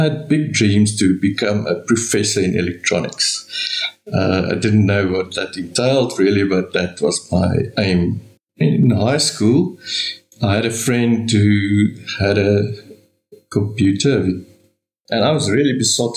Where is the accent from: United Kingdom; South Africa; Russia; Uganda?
South Africa; Bloemfontein, Free State; moved away as an adult; now in Centurion, South Africa; I was born and educated in Bloemfontein. I stayed there for my first 46 years.